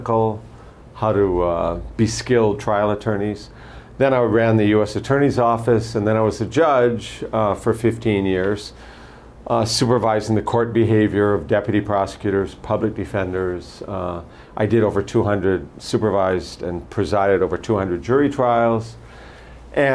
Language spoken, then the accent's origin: English; Honolulu, Hawaii, United States; I was born and raised here in Hawaii. I lived first in Manoa, then Kaimuki.